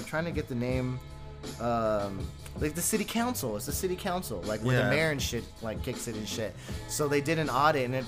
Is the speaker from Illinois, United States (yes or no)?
no; California, United States; now in New Mexico, United States; I'm from California.